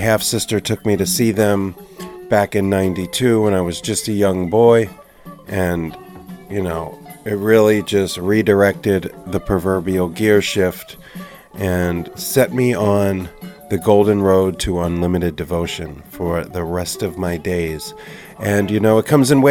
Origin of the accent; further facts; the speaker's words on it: New Jersey, United States; we're both from New Jersey